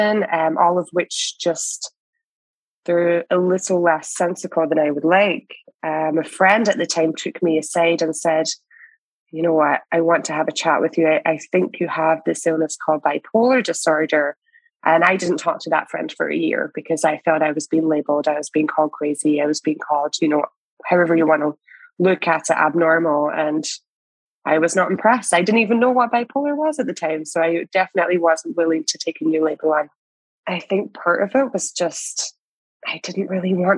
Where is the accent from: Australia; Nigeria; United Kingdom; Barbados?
United Kingdom; Scotland; also born or lived in West Coast, Canada; now in Canada; I am a Scottish immigrant here in Canada